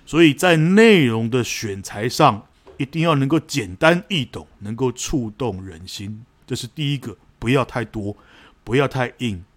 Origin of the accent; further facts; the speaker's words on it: Taiwan; 我们是台湾人